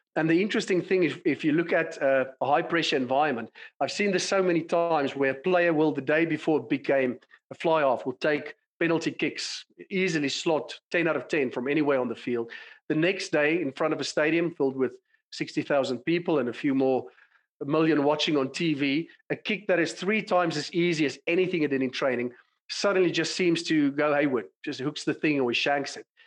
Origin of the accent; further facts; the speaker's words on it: South Africa; moved away as an adult; also born or lived in London, United Kingdom; as you can tell from my accent, I've been born and bred in South Africa